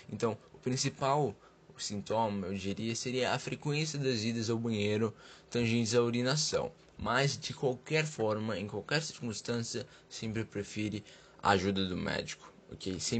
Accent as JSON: {"language": "Portuguese", "region": "São Paulo", "country": "Brazil", "said": "Olá, Dr. John. … eu sou do Capão Redondo."}